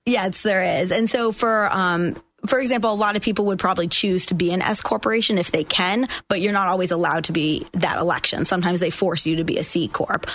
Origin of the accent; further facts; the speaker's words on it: Boston, Massachusetts, United States; moved away as an adult; also born or lived in Washington, District of Columbia, United States; now in Florida, United States; I grew up in Boston, Massachusetts, and I went to law school at GW in DC.